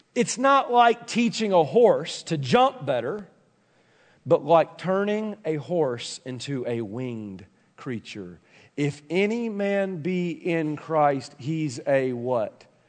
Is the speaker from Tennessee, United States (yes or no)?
yes; Tennessee, United States; I'm a country boy for Tennessee